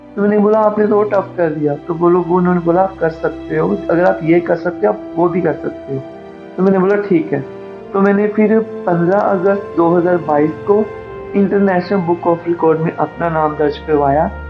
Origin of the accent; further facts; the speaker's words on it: Amritsar, Punjab, India; मैं अमृतसर से हूँ